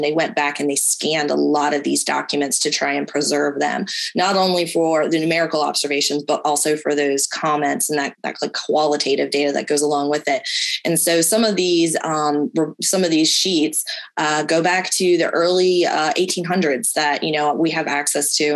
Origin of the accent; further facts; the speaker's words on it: Delmarva Peninsula, United States; moved away; I grew up in the Delmarva area